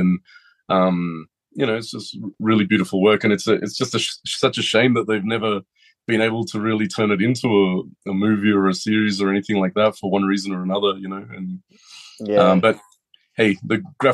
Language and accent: English; Australia; a lot of people in Australia, we grew up on Astro Boy during the 80s